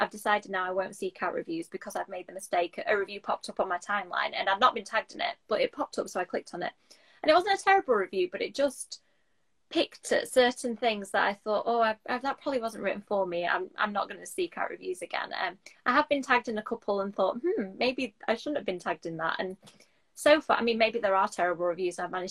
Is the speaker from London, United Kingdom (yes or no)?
no; Doncaster, Yorkshire and the Humber, United Kingdom; I'm from Doncaster in South Yorkshire